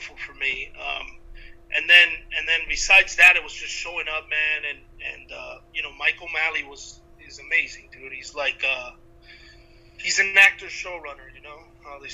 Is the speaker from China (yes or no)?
no; Cuba; I'm Cuban